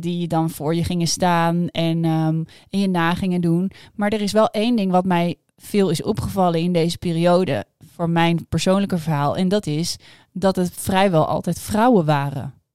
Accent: Amsterdam, North Holland, Netherlands; ik kom uit Amsterdam

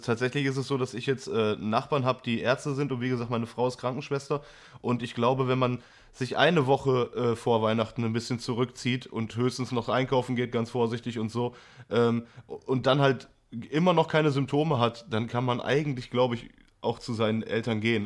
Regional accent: Essen, North Rhine-Westphalia, Germany; Ich äh, bin zwar super gerne hier und das ist meine Heimat, wird die auch immer bleiben

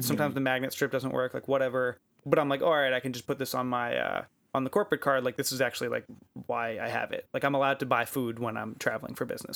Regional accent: United States; I'm American

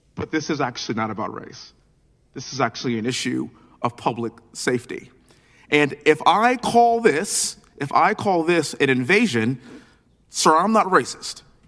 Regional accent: Texas, United States; being born and raised in Texas, living in Houston

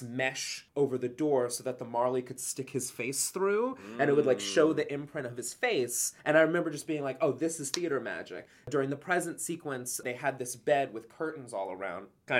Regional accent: Huntsville, Alabama, United States; moved away; I'm from Huntsville, Alabama

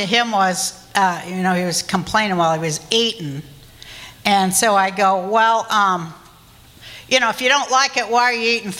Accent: Salt Lake City, Utah, United States; But I'm Jewish, you know, I mean, I guess you knew that from this what I just said. And I grew up in Salt Lake City, Utah.

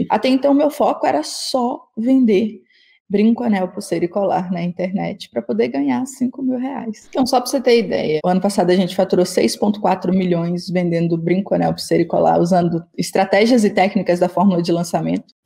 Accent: Itinga, Minas Gerais, Brazil; moved away as an adult; also born or lived in Mato Grosso do Sul / Rio de Janeiro; A história começou em Itinga, uma das regiões mais pobres do Brasil, e as coisas não eram fáceis.

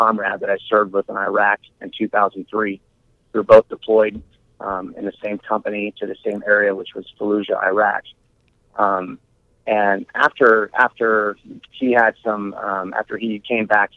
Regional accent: Iowa, United States; I was raised here in Iowa.

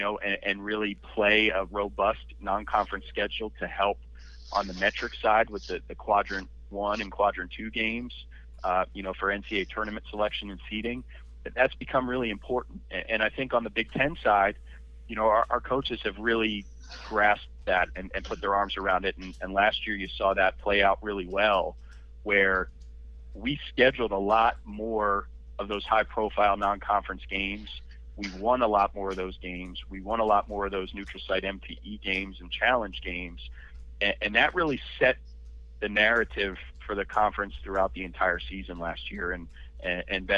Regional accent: Philadelphia, Pennsylvania, United States; I grew up in the Northeast Philadelphia area

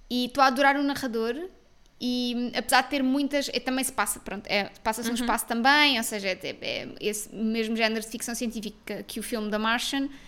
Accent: Portugal; como boas portuguesas que somos, não é?

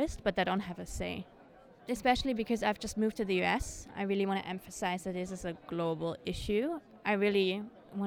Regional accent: Germany; now in Maine, United States; I'm originally from Germany.

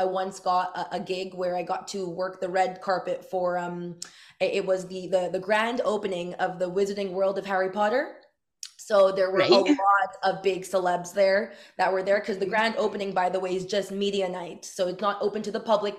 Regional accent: Montreal, Quebec, Canada; I'm from Montreal

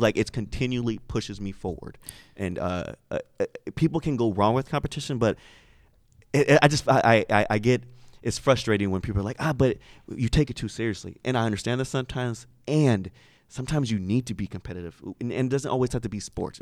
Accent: Sacramento, California, United States; I'm from Sacramento

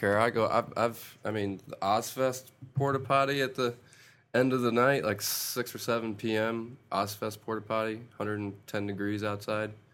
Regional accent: Rochester, New York, United States; moved away as an adult; now in Atlanta, United States; I'm originally from Rochester, New York

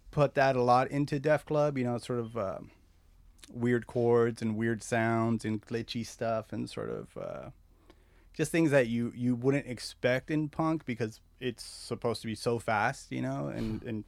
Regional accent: La Puente, California, United States; also born or lived in Azusa / Covina / West Covina / Argentina; So mostly, I grew up in La Puente, Azusa, Covina, West Covina. We moved around a lot, and then uh, we moved to Argentina. My family's from Argentina, so.

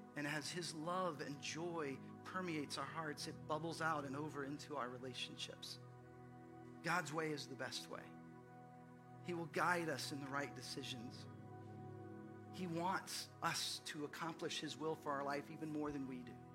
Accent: Fort Worth, Texas, United States; now in Austin, United States; I grew up in the Dallas Fort Worth area

